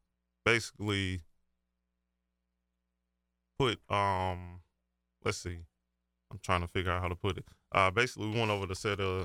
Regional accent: Marion, South Carolina, United States

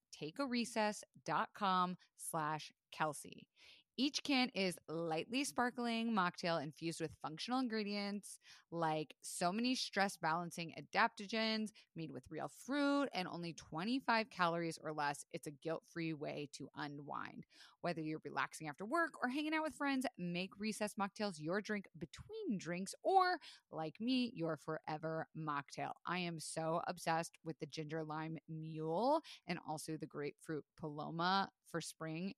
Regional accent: Florida, United States; I was raised in Florida

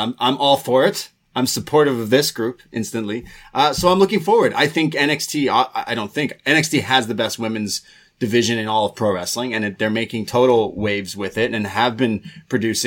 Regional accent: Canada; two Canadian lads

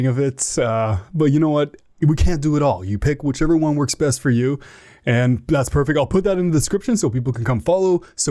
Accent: Ottawa, Ontario, Canada; I'm from a colder area. It's Ottawa, where the politicians are colder than the winter.

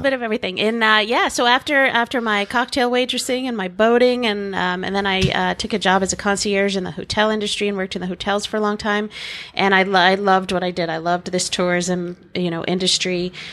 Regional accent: Port Jefferson, New York, United States; moved away as an adult; now in Key West, United States; I got a little job in my hometown of, uh, Port Jeff on Long Island

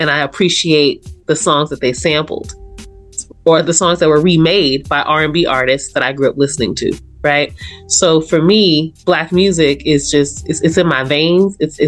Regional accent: Los Angeles, California, United States; growing up in South Central Los Angeles

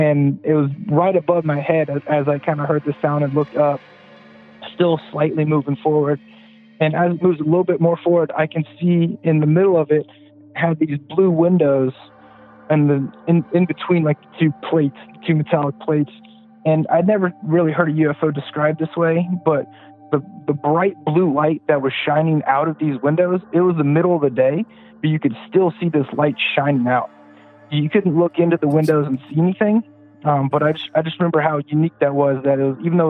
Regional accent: Pasadena, California, United States; now in South Carolina, United States; I grew up in Pasadena, California

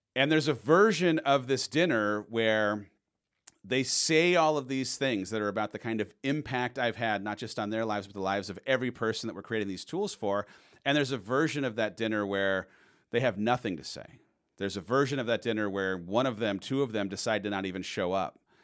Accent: San Clemente, California, United States; I grew up down in San Clemente.

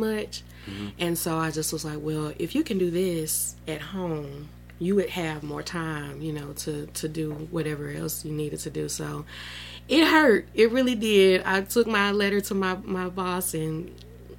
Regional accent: Starkville, Mississippi, United States; I'm from Starkville, born and raised. I've never left

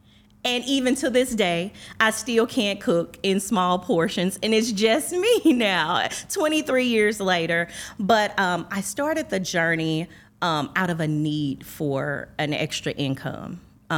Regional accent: East St. Louis, Illinois, United States; I am from East St. Louis, the great East St. Louis, Illinois, the city of champions.

